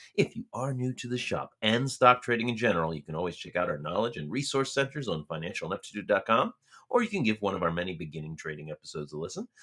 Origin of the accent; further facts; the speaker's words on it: Tucson, Arizona, United States; my hometown of Tucson